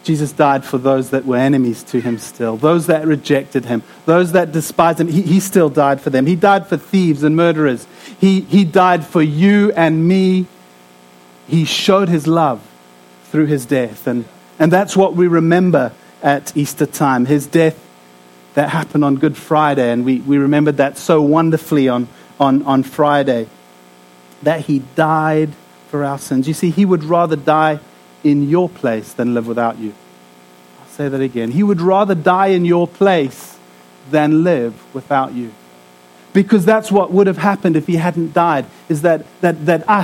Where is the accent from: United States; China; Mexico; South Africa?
South Africa; moved away; I'm from South Africa